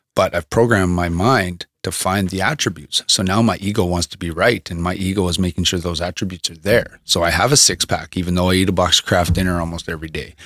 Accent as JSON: {"language": "English", "town": "Thunder Bay", "region": "Ontario", "country": "Canada", "tie": "born or raised there", "moved": "as an adult", "lives_now": "Medicine Hat, Canada", "said": "from Thunder Bay, my hometown, that we came from."}